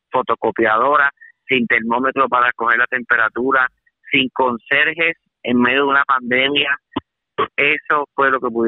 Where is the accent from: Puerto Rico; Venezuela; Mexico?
Puerto Rico; mi pueblo natal, Puerto Rico